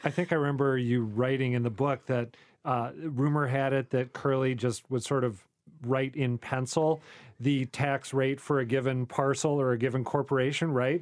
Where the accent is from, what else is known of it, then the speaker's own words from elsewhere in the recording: Saint Paul, Minnesota, United States; moved away; I grew up in Saint Paul, Minnesota